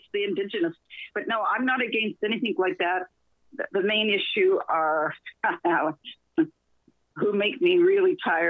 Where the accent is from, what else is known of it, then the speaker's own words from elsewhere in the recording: Canada; But a lot of people when they come here, I'm Canadian.